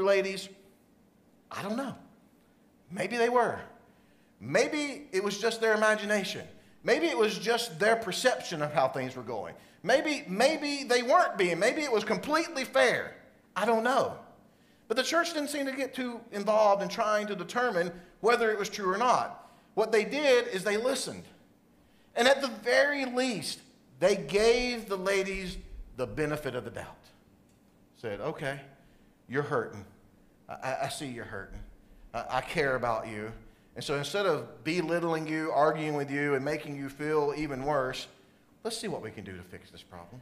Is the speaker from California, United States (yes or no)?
no; South Carolina, United States; where I grew up in South Carolina.